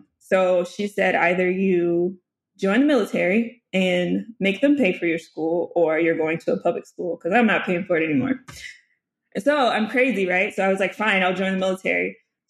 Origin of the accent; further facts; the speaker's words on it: Duluth, Georgia, United States; born there; also born or lived in North Little Rock, Arkansas; I grew up, I was born in Duluth, Georgia. And then we lived there for a couple of years.